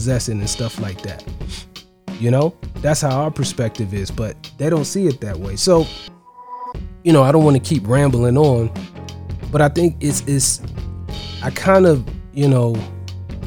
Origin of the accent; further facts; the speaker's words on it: Ohio, United States; now in Georgia, United States; I'm in Georgia. I'm from Ohio originally.